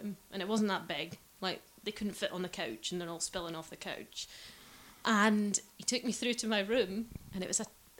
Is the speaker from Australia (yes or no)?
yes; Australia; moved away; I'm not from New Zealand, from Australia